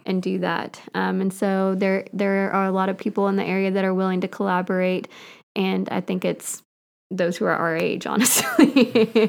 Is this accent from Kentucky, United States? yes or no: yes; Catlettsburg, Kentucky, United States; moved away as an adult; also born or lived in Cleveland, Tennessee / Chattanooga, Tennessee / Nashville, Tennessee; I grew up here in Boyd County. A Catlettsburg kid